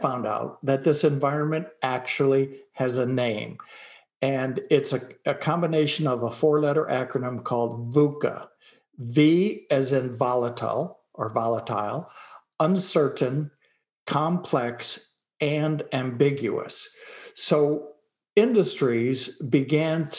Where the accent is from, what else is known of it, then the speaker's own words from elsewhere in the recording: Detroit, Michigan, United States; also born or lived in Dallas, Texas; now in rural Texas, United States; I grew up in Detroit, Michigan